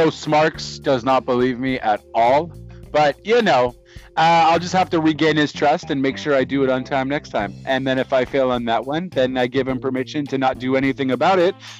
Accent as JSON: {"language": "English", "country": "Canada", "accent": "Canadian", "said": "I'm Canadian"}